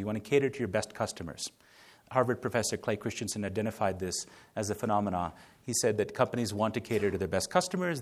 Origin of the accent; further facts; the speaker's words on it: India; moved away; also born or lived in United States; I was born in India